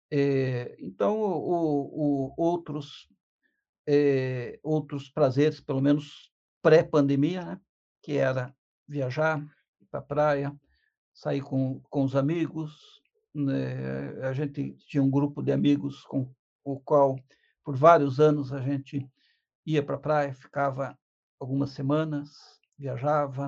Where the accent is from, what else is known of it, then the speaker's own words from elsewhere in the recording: Curitiba, Paraná, Brazil; um curitibano nato